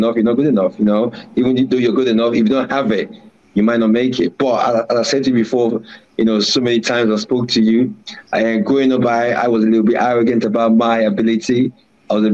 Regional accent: Warri, Delta, Nigeria; moved away; also born or lived in London; I grew up in a town where football was bread and butter, which is Warri in Nigeria. So I really, even though I was born in London, I grew up in a very hard city.

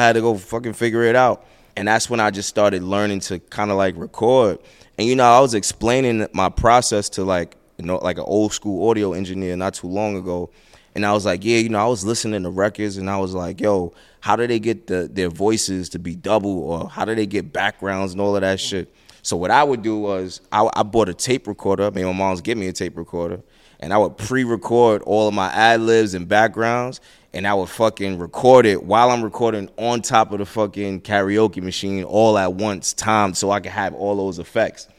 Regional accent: New York City, New York, United States; I'm from Brooklyn

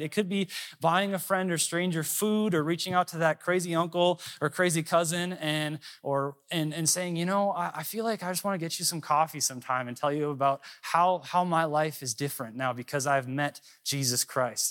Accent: Minnesota, United States; moved away as an adult; also born or lived in Dallas, Texas; I'm from Minnesota.

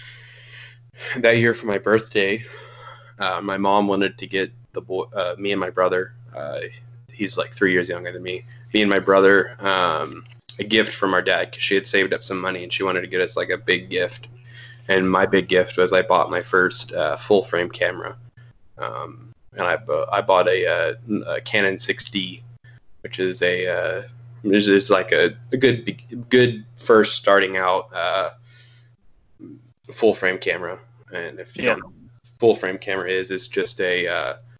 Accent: League City, Texas, United States; now in Granbury, United States; I grew up down in Houston area, in the suburbs of Houston

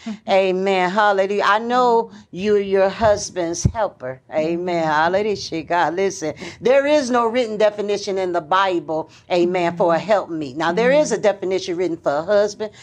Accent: Michigan, United States; I wasn't actually born in Detroit, although I was born in Michigan

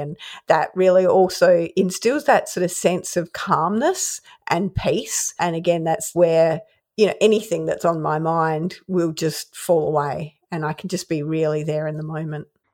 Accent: Adelaide, South Australia, Australia; Growing up in Adelaide

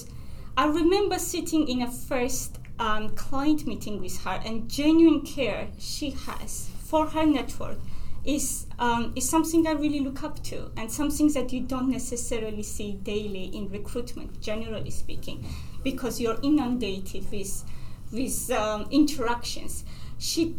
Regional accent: Georgia; moved away; I'm from Georgia, and for us, the family and extended family is a big part of our life

